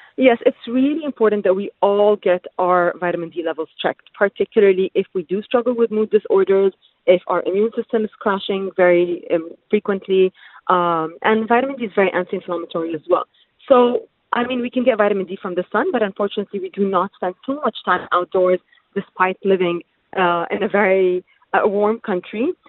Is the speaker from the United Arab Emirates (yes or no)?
yes; United Arab Emirates; I'm originally Palestinian, but born and raised in the UAE.